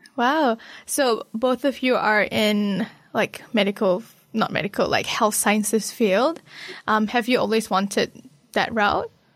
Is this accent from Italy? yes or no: no; Malaysia; now in New Zealand; from Malaysia. I grew up there